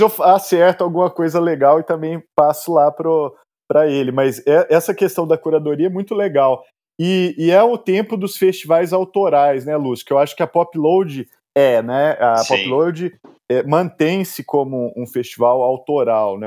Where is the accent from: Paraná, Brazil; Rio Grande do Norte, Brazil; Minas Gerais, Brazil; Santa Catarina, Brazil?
Minas Gerais, Brazil; Araguari; moved away as an adult; now in São Paulo, Brazil; Eu, eu nasci em Araguari, uma cidade muito pequena.